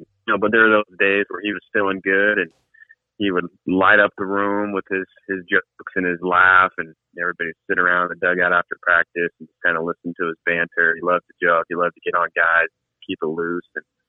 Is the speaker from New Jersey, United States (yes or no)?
no; San Diego, California, United States; Yeah, actually, I grew up in San Diego.